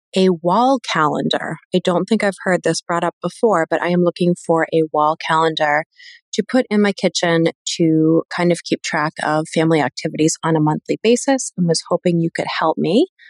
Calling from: Quincy, Massachusetts, United States; I'm calling from Quincy, Massachusetts.

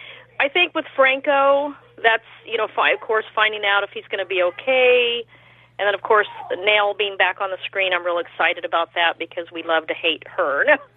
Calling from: California, United States; I'm calling from California.

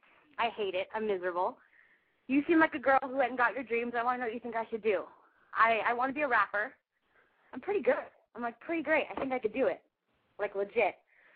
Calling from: Los Angeles, California, United States; I'm from L.A.

